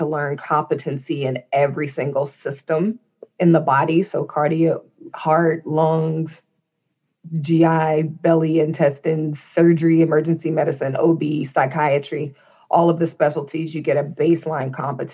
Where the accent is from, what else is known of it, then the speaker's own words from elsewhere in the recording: Indianapolis, Indiana, United States; I grew up in Indianapolis, Indiana, in the 80s